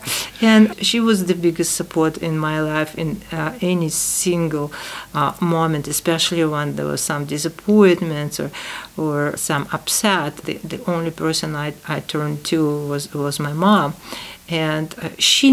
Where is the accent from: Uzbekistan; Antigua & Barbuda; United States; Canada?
Uzbekistan; Tashkent; English is a second language; moved away; 10 years after the war, I was born in Tashkent.